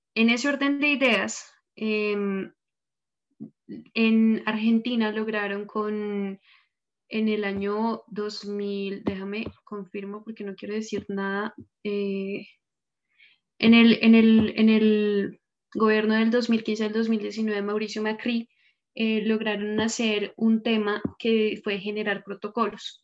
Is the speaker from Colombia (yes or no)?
yes; Bogotá, Colombia; yo soy de Bogotá